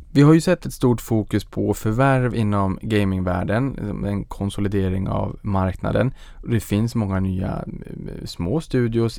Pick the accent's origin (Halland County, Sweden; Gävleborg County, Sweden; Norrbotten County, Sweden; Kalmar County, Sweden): Norrbotten County, Sweden; Boden; moved away; jag var hemma i Boden